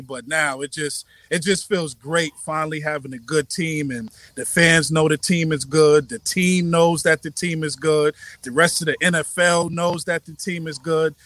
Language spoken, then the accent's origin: English; New York, United States; moved away as an adult; now in Charlotte, United States; I'm from New York but I moved to Charlotte about six years ago